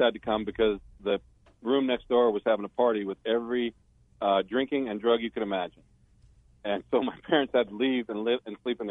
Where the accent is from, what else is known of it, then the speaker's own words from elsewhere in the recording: Midwest, United States; I grew up in the Midwest.